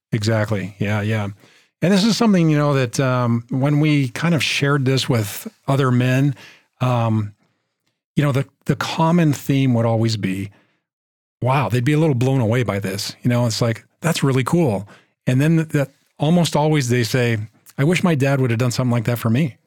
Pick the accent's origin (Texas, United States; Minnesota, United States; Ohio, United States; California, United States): California, United States; Bay Area; we're from the Bay Area